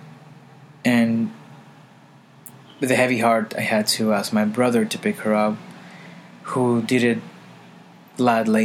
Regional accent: Caguas, Puerto Rico; also born or lived in Harlem, New York; now in New York, United States; I am from Caguas, Puerto Rico, recording here in Harlem, New York.

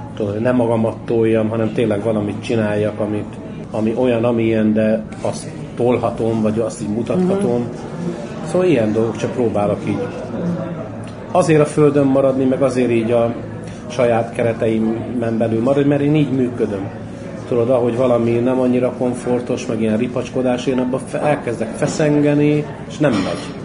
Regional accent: Hungary; now in Budapest, Hungary; Én a cigánytelet Éppen születtem, de én már gyerekkoromban is kilógtam a- nem a cigány telepről

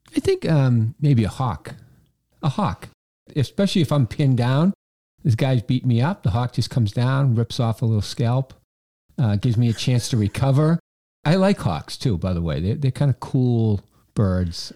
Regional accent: Quincy, Massachusetts, United States; I came back to my hometown to work as the, uh, the president of the Chamber of Commerce, the Quincy Chamber of Commerce.

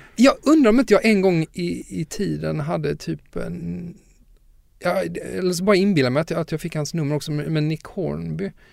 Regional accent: Lund, Skåne, Sweden; min morfar som jag växte upp med i, i Lund väldigt mycket

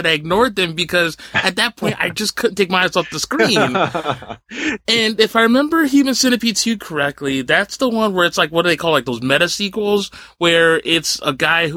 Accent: New Jersey, United States; I grew up in Jersey, and Clifton, New Jersey

